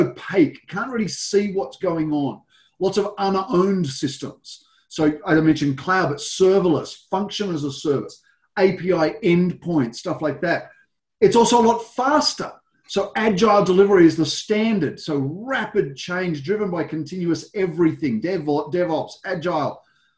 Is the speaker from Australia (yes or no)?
yes; Australia; So my background, I'm a global technology executive, as you can tell by my accent. A lot of time in Australia originally